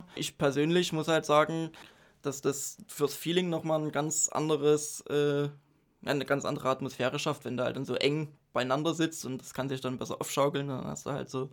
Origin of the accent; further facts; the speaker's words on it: Dresden, Saxony, Germany; Ich bin äh, in Dresden geboren, aufgewachsen